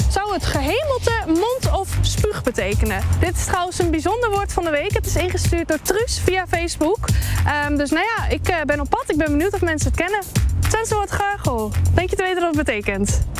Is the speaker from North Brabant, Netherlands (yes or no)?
yes; North Brabant, Netherlands; Ik kom uit Brabant, dus ik heb geen idee eigenlijk.